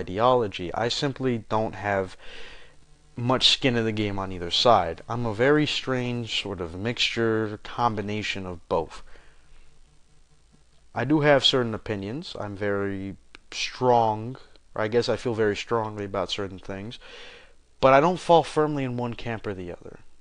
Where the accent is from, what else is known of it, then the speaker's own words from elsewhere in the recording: United States; As an American